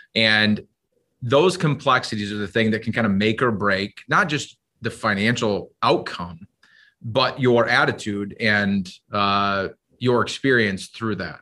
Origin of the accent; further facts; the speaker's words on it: Iowa, United States; now in Minnesota, United States; I grew up in Iowa